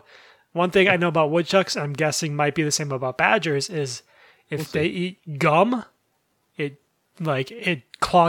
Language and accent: English; Pine Island, Minnesota, United States; now in Wisconsin, United States; I'm literally from the town Pine Island. That's my hometown.